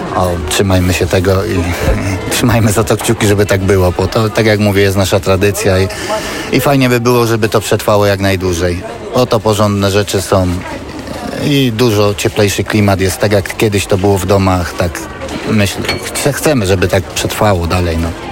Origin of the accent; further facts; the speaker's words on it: Silesian Voivodeship, Poland; moved away; ja pochodzę ze Śląska